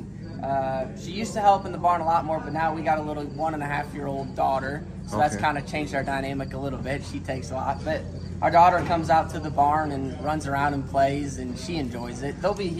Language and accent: English; Sioux Falls, South Dakota, United States; moved away as an adult; also born or lived in Ames, Iowa; now in Marshalltown, United States; originally, I grew up by Sioux Falls, South Dakota.